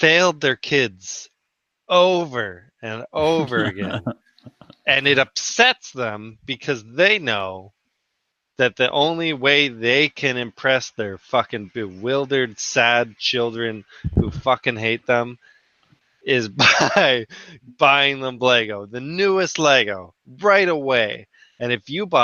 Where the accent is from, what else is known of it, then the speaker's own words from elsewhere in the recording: Canada; I'm Canadian